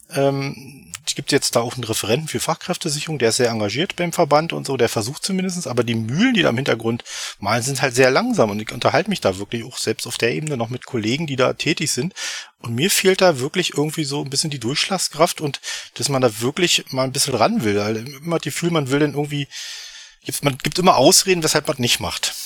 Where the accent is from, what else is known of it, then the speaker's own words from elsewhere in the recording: Eberswalde, Brandenburg, Germany; komme aus Eberswalde, das 50 Kilometer nordöstlich von Berlin, also hier im wunderschönen Brandenburg.